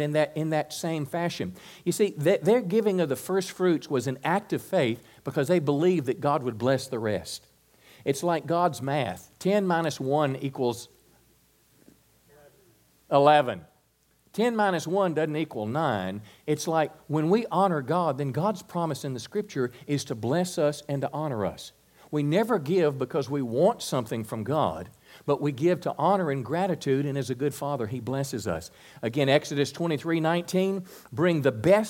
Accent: United States; particularly as an American Christian

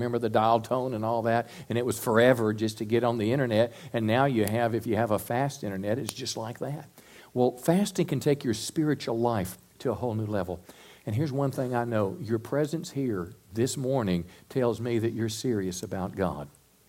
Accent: United States

